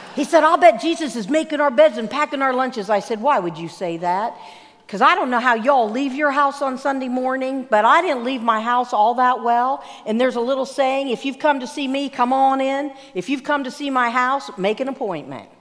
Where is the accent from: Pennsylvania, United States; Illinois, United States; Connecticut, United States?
Pennsylvania, United States; Growing up in Pennsylvania, I was in our minister's home